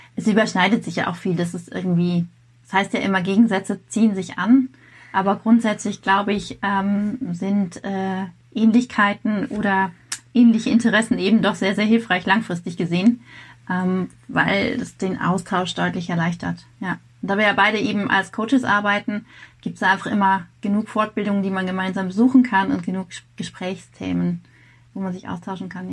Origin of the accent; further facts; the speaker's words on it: Rheinfelden, Baden-Württemberg, Germany; also born or lived in Grenzach-Wyhlen; ich komme hier aus, äh, aus dem Südwesten bin in Rheinfelden geboren und habe es zwei Dörfer weiter geschafft bis nach Grenzachwil.